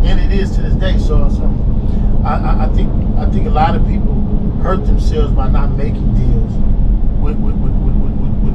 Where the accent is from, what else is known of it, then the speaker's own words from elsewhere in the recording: Los Angeles, California, United States; we're from Crenshaw.